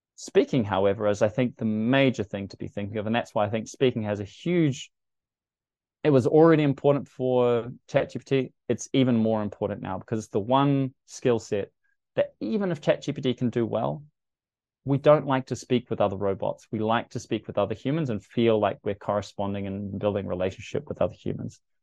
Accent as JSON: {"language": "English", "country": "New Zealand", "said": "as a New Zealander"}